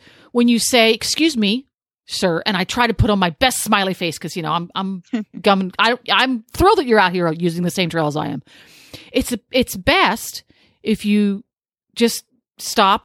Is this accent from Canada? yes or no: no; Pennsylvania, United States; now in Ocala, United States; I'm from Pennsylvania